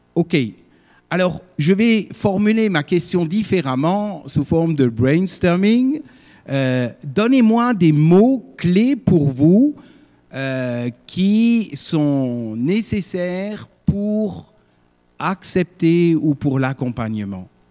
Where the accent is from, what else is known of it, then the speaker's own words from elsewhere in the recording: Sarreguemines, Grand Est, France; moved away as an adult; also born or lived in Alsace / Ardennes; je suis originaire de Sarreguemines, né à Sarreguemines